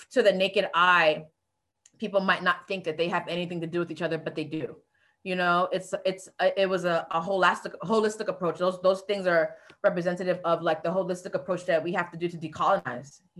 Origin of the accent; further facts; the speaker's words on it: U.S. Virgin Islands; also born or lived in South Florida, United States; now in Atlanta, United States; I am originally from the Virgin Islands by way of the projects in South Florida, which is a food insecure community. So I went to college at, um, in Florida for advertising, found my way to Atlanta